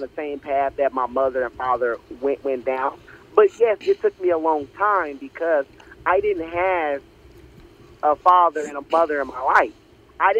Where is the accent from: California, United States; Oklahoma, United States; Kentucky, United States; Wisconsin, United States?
Oklahoma, United States; Oklahoma City; also born or lived in Texas; I was born and raised in Oklahoma City